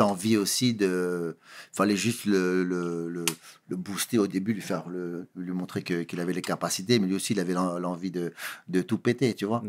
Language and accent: French; Sarcelles, Île-de-France, France; je viens de Sarcelles, je viens de banlieue